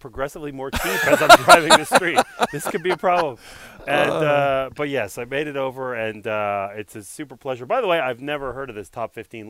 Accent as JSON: {"language": "English", "town": "Montreal", "region": "Quebec", "country": "Canada", "tie": "born or raised there", "said": "So I was born and raised in Montreal."}